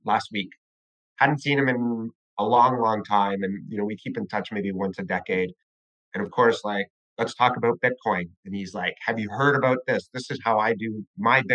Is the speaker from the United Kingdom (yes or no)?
no; Canada; I'm Canadian, I'm a neighbor